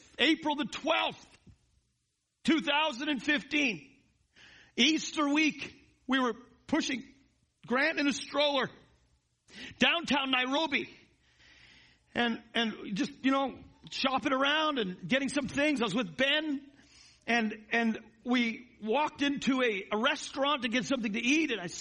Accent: Canada; now in United States; I'm Canadian by birth

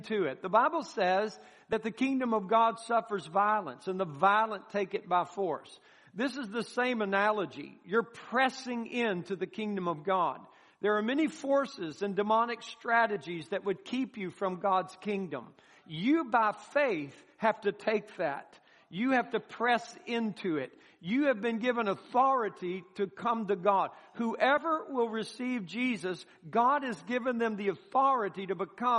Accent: United States; us as an American people

